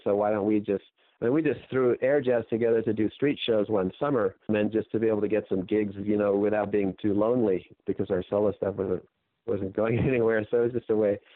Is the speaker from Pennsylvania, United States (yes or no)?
no; Santa Monica, California, United States; I grew up in Santa Monica, California